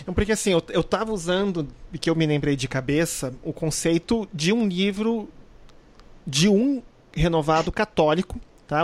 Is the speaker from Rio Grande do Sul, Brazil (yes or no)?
yes; Porto Alegre, Rio Grande do Sul, Brazil; moved away as an adult; now in Rio de Janeiro, Brazil; Eu nasci em Porto Alegre, vivi quase 28 anos da minha vida lá e vim aqui morar no Rio de Janeiro por questões de trabalho